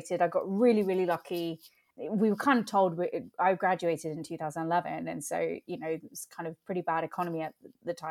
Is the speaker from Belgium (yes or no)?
no; England, United Kingdom; being Indian and growing up in England